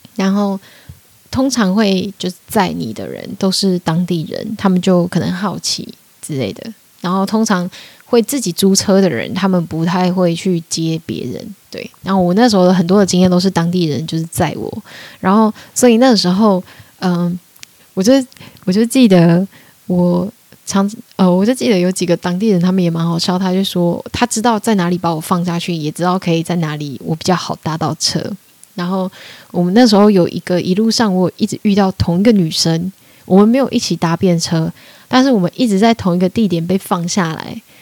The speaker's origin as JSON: {"language": "Chinese", "country": "Taiwan", "also_born_or_lived": "Austria / Australia / London", "moved": "as an adult", "said": "我就说我是台湾人"}